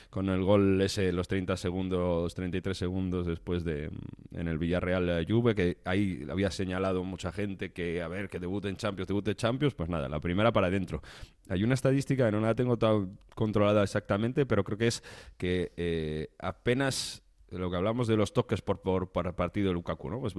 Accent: Italy; Spanish is a second language; como italiano

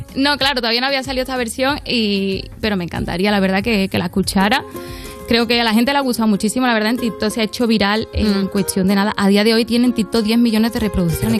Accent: Andalusia, Spain

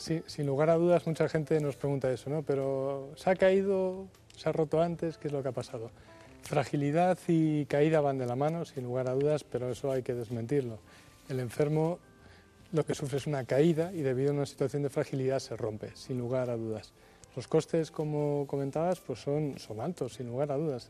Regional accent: Logroño, La Rioja, Spain; Yo nací en Logroño

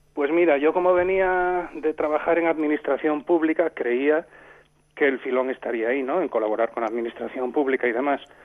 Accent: Santiago de Compostela, Galicia, Spain; now in Rías Baixas, Spain; yo soy de Santiago de Compostela, vivo en las Rías Baixas

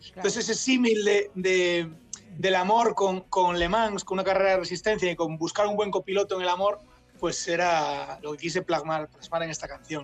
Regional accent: A Coruña, Galicia, Spain; moved away; also born or lived in Tunisia / Paris / Egypt / Málaga; yo soy gallego, soy de La Coruña

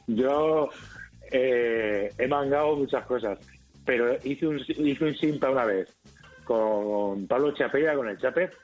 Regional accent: Albacete, Castilla-La Mancha, Spain; yo de soy de Albacete

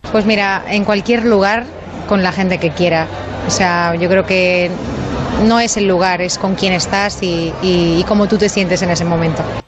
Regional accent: Alicante, Valencian Community, Spain; mi tierra, de Alicante

